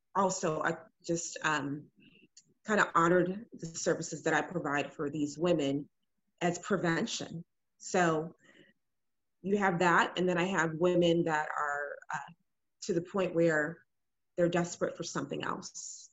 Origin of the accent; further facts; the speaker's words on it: Illinois, United States; also born or lived in Ghana (family); now in Houston, United States; I am originally from Illinois. Um, my family's from Ghana, and um, I live. I've been living in Houston for the last about six, seven years